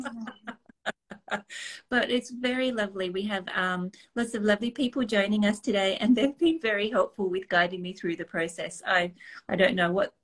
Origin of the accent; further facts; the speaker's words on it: Australia; now in Nova Scotia, Canada; I'm chatting with you from Nova Scotia, and I'm Australian by birth